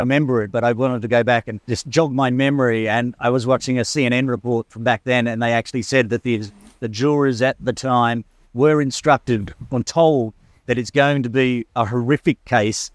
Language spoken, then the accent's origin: English; Western Australia, Australia; also born or lived in Kununurra; now in Hong Kong; I grew up in Western Australia